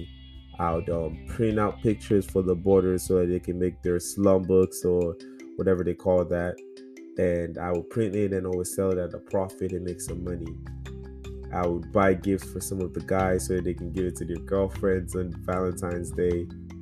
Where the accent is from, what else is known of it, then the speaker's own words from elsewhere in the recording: Lagos, Nigeria; moved away as an adult; now in United States; growing up in Lagos, Nigeria, Surulere